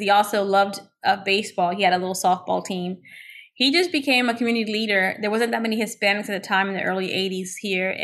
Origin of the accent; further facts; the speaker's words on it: Orlando, Florida, United States; also born or lived in Cleveland, Ohio; by the time I was born in Cleveland, and by the time I was 3 years old, I was living in Orlando. I've been here ever since